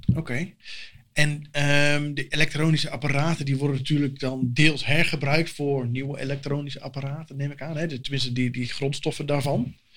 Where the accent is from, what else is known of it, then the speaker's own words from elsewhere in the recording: Assen, Drenthe, Netherlands; ik kom mijzelf uit Assen